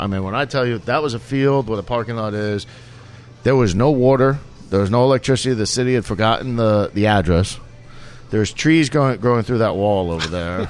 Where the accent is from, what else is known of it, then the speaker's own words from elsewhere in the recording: New York, United States; moved away as an adult; now in Houston, United States; growing up in New York